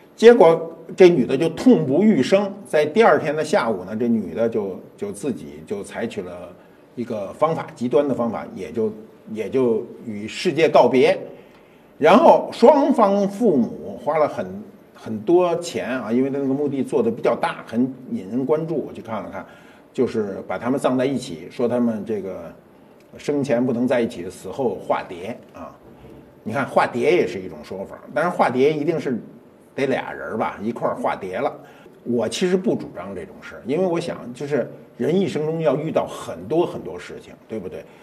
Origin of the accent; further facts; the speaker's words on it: Beijing, China; 我们北京啊，北京著名的地点，公主坟，我小时候就在那边儿，空气大院儿啊，出了门儿就是公主坟儿